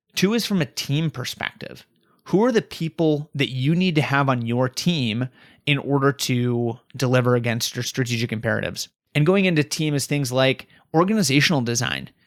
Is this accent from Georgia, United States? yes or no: no; Colorado, United States; now in Raleigh, United States; I'm originally from Colorado